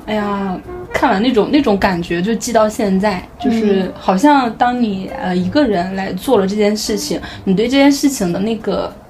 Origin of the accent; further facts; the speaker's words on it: North China, China; 作为一个北方人，我就是非常喜欢吃面。